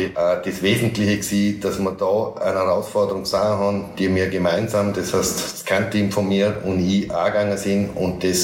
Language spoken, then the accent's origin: German; Braz, Vorarlberg, Austria; Ich aufgewachsen bin im Klostertal, sprich Bratz, äh, dadurch am Land, wo man sich ja gut kennt.